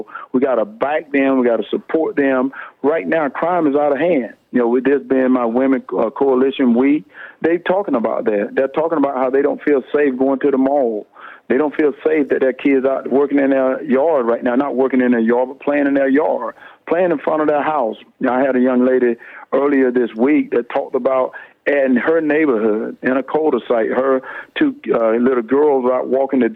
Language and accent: English; Wrightsville, Georgia, United States; I'm down right now in my hometown, Wrightsville, Georgia.